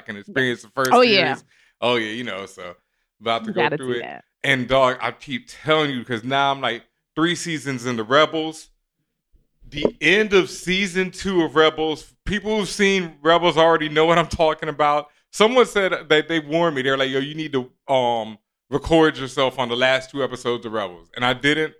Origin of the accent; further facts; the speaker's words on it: Houston, Texas, United States; also born or lived in Cheyenne, Wyoming; I was born in Cheyenne, Wyoming. My parents were in Cheyenne, Wyoming before we moved to Houston